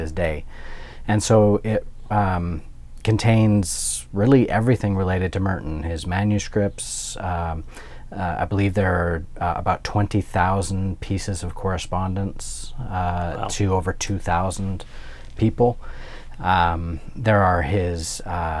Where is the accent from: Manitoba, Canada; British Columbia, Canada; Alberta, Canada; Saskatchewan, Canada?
Alberta, Canada; moved away as an adult; also born or lived in Ontario; now in Louisville, United States; I'm Canadian, I'm from Alberta